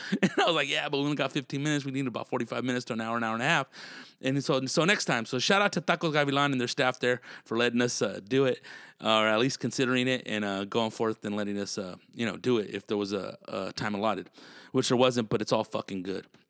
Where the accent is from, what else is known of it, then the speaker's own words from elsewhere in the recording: Tulare, California, United States; I'm from Tulare, California.